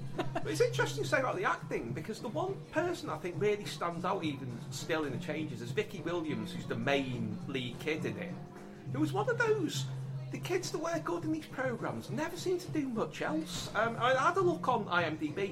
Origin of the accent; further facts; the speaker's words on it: Liverpool, North West England, United Kingdom; growing up in Liverpool